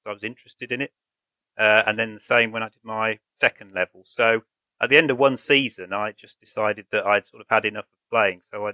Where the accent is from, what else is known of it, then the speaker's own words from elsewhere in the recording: Birmingham, West Midlands, United Kingdom; I grew up in Birmingham, and my dad played a lot of cricket